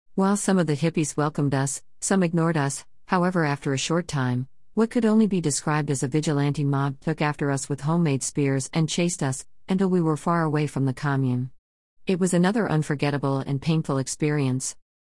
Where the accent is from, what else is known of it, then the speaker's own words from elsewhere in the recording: Kenosha, Wisconsin, United States; A group of Vietnam veterans in my hometown started meeting in a park